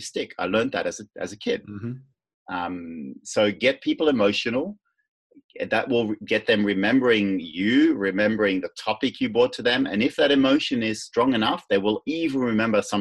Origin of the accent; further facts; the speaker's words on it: Netherlands; now I'm from Holland